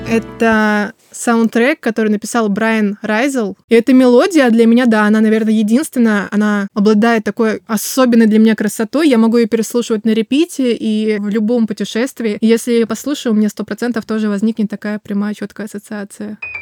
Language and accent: Russian; Kaliningrad, Kaliningrad Oblast, Russia; Я родилась с ощущением, что я хочу отсюда сбежать из Калининграда